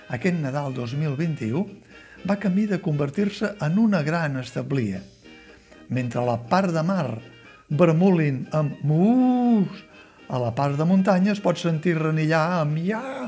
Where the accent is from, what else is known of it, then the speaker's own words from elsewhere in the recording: Catalonia, Spain; com som els catalans